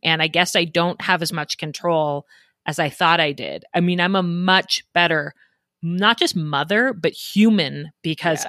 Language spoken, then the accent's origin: English; Denver, Colorado, United States; moved away as an adult; now in Idaho, United States; I grew up in Denver, so very different, big city with lots of suburbs. I grew up in the suburbs of Denver